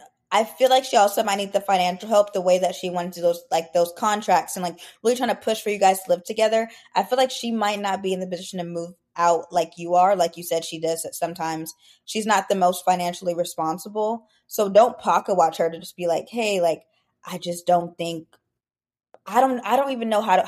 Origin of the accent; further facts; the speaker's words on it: Arizona, United States; now in Raleigh, United States; I'm originally from Arizona, graduated from Arizona State, and I'm also a newer East Coast girly, hopefully not for too long.